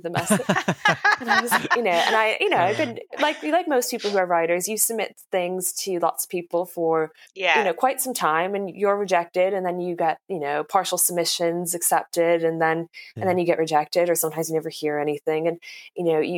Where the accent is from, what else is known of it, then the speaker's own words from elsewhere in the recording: United States; now in London, United Kingdom; I'm from America